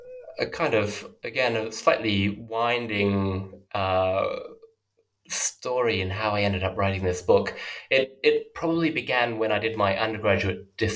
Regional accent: Australia; moved away as an adult; now in Oxford, United Kingdom; So as you mentioned, I'm currently an early career scholar in Oxford. But I grew up in Australia and did my undergraduate study there.

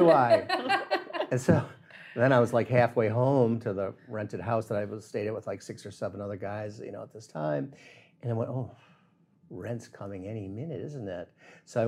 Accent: northern Illinois, United States; also born or lived in Key West, Florida / Miami, Florida; now in South Florida, United States; growing up in Illinois, northern Illinois, almost Wisconsin.

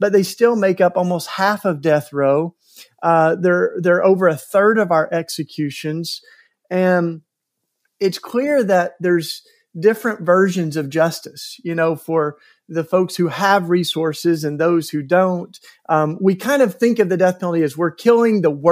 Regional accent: East Tennessee, United States; my home state of East Tennessee

